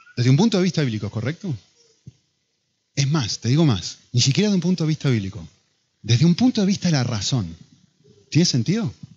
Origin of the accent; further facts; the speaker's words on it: Argentina; now in Madrid, Spain; Yo como argentino